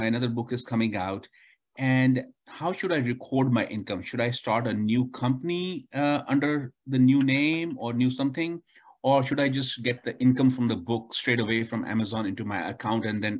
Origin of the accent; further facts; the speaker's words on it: India; now in United States; I'm an Indian physician